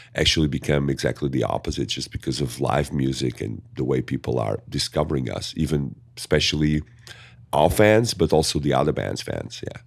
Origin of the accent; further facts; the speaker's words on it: Portugal; accent: thick; English is a second language; growing up in Portugal is growing up also in a ni, in a culture of, um, diversity